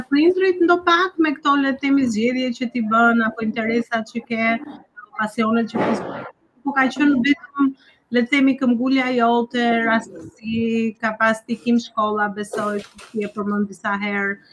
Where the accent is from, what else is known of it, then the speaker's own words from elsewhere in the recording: Bulqizë, Dibër County, Albania; moved away as an adult; also born or lived in Tirana, Albania; now in New York, United States; përveç originës time nga Bulqiza, por dhe Tirana që kam jetuar 15 vjetë për parën se të vija në New York